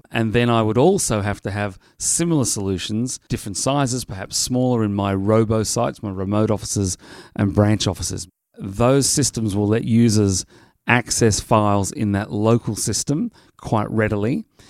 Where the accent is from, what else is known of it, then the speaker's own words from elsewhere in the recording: Sydney, New South Wales, Australia; moved away; Sydney, Australia, my hometown.